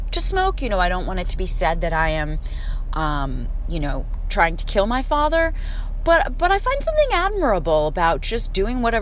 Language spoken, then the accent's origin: English; Philadelphia, Pennsylvania, United States; accent: Philly; Um, I don't really think I have much of my Philly accent. Sometimes it comes out.